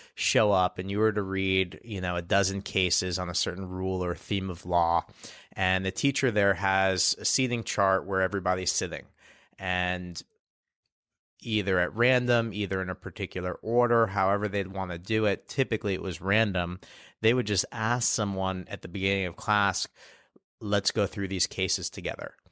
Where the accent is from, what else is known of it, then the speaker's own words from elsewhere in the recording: New York City, New York, United States; I grew up here in New York City